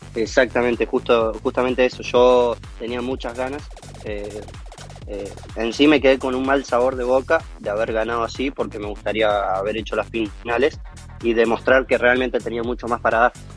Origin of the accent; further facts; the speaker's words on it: Río Grande, Tierra del Fuego, Argentina; moved away as an adult; now in Córdoba, Argentina; Soy de Tierra del Fuego, eh, en Río Grande